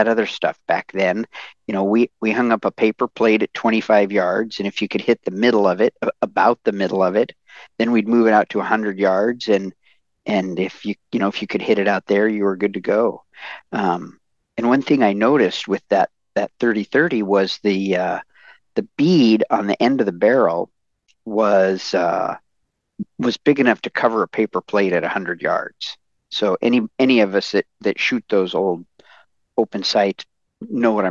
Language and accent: English; Seattle, Washington, United States; I grew up in Seattle.